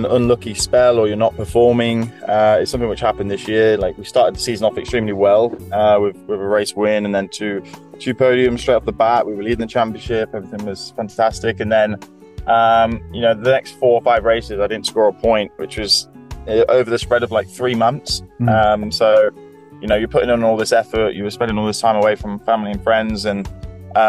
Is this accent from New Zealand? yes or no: no; Leicester, East Midlands, United Kingdom; I'm originally from Leicester